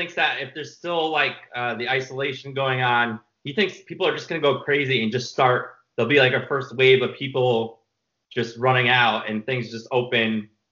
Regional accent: New York, United States; he's in New York because I'm from New York.

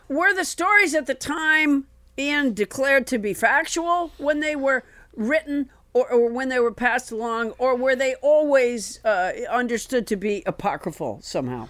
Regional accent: Massachusetts, United States; I was raised in Massachusetts

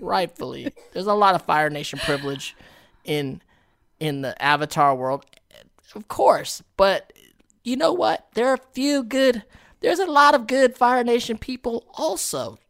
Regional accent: United States; us as American actors

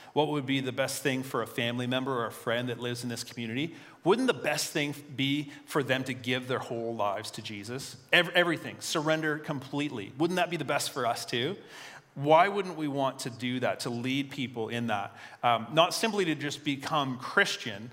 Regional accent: Fredericton, New Brunswick, Canada; also born or lived in Devon, Fredericton / Marysville, Fredericton; I'm a Northsider at heart. I grew up here, but I don't live there anymore. But I work on the north side.

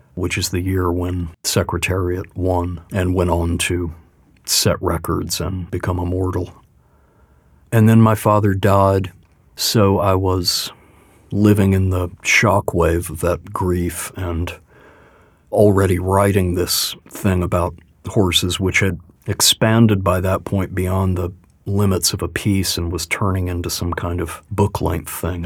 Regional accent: Louisville, Kentucky, United States; I was born in Louisville, and so there was a hope that I might bring some kind of native perspective

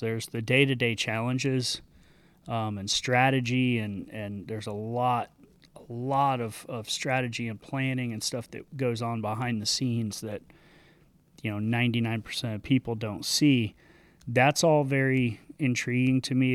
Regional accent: Sanibel, Florida, United States; grew up, uh, on a, on a little island off the coast of Southwest Florida called Sanibel.

